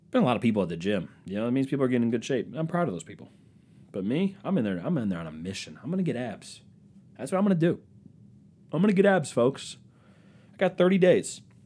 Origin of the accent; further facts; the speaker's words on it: East Coast, United States; I'm from the East Coast